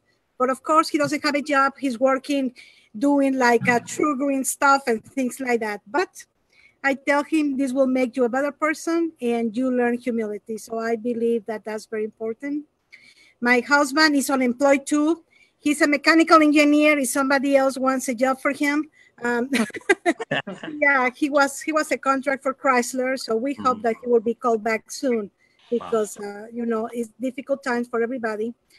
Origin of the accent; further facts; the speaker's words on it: Mexico; now in United States; You know, I was born in Mexico, even though my parents are from Spain.